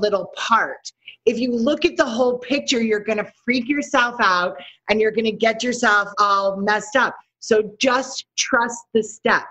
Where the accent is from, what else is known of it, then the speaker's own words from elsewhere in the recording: New York City, New York, United States; I am from New York City